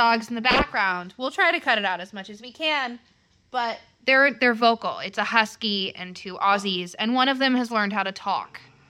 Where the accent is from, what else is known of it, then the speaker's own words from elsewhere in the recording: Midwest, United States; We're both from the Midwest.